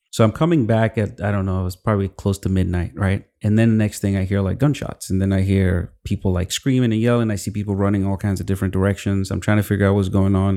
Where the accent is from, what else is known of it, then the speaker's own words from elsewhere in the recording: Kaduna, Kaduna State, Nigeria; moved away as an adult; also born or lived in Zaria / Lagos; now in United States; I grew up in Kaduna, um, with my sisters